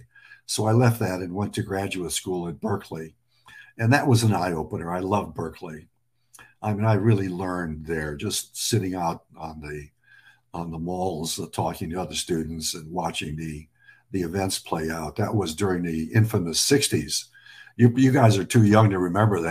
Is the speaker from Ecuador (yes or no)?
no; Lebanon; now in United States; I'm an American immigrant. I was born in Lebanon.